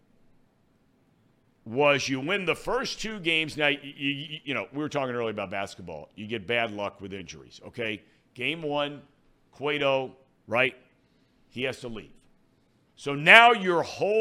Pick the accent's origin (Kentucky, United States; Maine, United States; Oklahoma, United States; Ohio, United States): Ohio, United States; Cincinnati; come back to my hometown